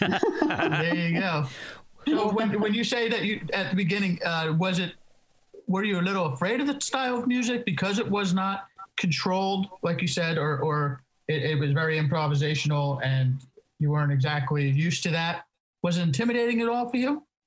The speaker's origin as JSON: {"language": "English", "region": "East Coast", "country": "United States", "tie": "born or raised there", "moved": "yes", "lives_now": "California, United States", "said": "I grew up on the East Coast"}